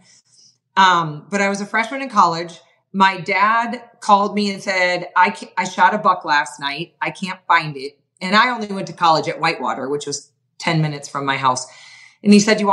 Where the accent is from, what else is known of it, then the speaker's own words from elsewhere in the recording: Wisconsin, United States; moved away as an adult; also born or lived in Montana; I was from Wisconsin